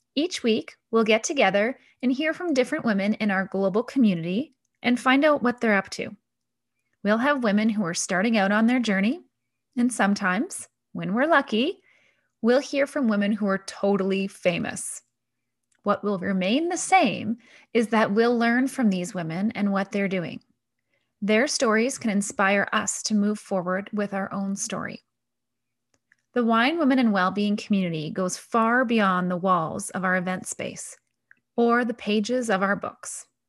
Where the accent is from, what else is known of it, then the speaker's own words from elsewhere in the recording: Canada; moved away as an adult; also born or lived in Paris; I'm a Canadian that has lived in many different countries